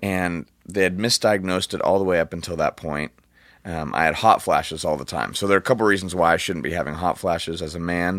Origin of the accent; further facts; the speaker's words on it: Orange County, California, United States; I'm from Orange County. We, we don't, uh, we just don't talk like that.